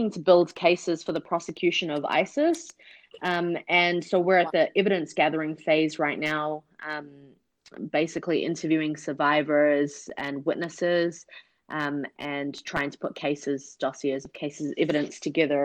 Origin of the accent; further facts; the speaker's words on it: New Zealand; moved away as an adult; also born or lived in Pakistan / United States; now in Kurdistan Region, Iraq; I grew up in New Zealand